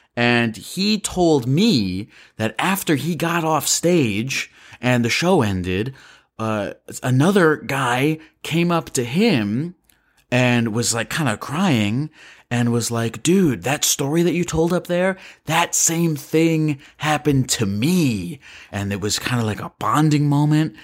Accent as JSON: {"language": "English", "town": "Baltimore", "region": "Maryland", "country": "United States", "tie": "born or raised there", "said": "my hometown of Baltimore, Maryland"}